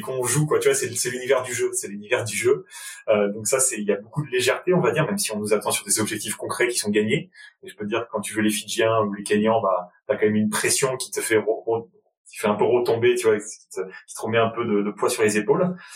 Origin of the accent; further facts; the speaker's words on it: Enghien-les-Bains, Île-de-France, France; j'ai grandi euh, dans le nord-ouest de la région parisienne, dans une petite ville du 95 Val d'Oise qui s'appelle Anguin-les-Bains